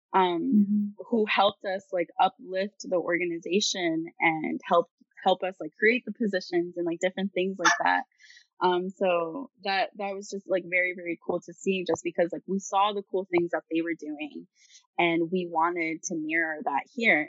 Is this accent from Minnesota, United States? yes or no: no; South Carolina, United States; moved away as an adult; now in Virginia, United States; I'm originally from South Carolina, but I go to school in Virginia at the University of Virginia